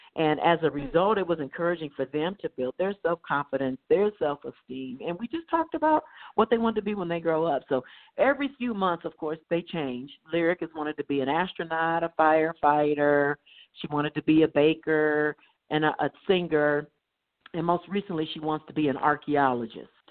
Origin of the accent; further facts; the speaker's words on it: Dayton, Ohio, United States; I grew up in Dayton, Ohio. Um, prior to the first grade, my father was in military, so we did travel abroad and then stateside, but we landed and rooted in Dayton, Ohio.